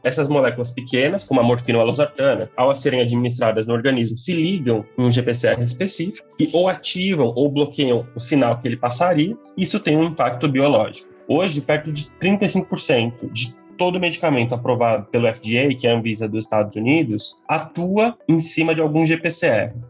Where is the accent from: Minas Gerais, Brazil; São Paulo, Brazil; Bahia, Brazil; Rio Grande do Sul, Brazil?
São Paulo, Brazil; Ourinhos; eu sou do interior de São Paulo, no cantinho do, do estado, quase no Paraná, eu sou da cidade de Ourinhos, é natural de lá